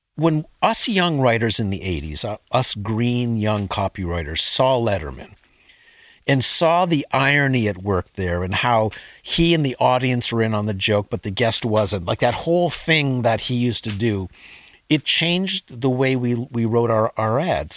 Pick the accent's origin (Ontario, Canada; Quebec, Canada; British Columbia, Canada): Ontario, Canada; Sudbury; my parents met in Sudbury, and I was born there in nineteen fifty-nine.